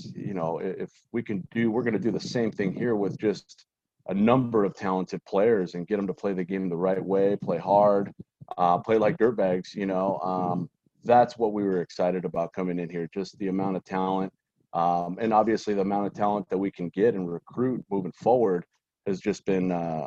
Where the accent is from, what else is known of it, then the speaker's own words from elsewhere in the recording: San Gabriel Valley, Southern California, United States; being born and raised in Southern California and in the San Gabriel Valley